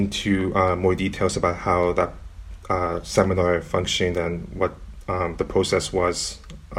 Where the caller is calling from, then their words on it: Burnaby, British Columbia, Canada; I am calling in from Burnaby, British Columbia, and I would like to acknowledge that I am on the ancestral and unceded homelands of the Hukumalum and Squamish-speaking peoples.